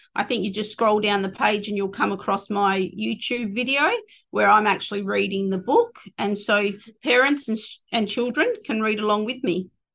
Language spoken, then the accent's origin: English; Collie, Western Australia, Australia; on my mum's side, Wilman, um, which is Collie. That's where I was born. I was raised on Wilman Budger um, right up until I left after year 12.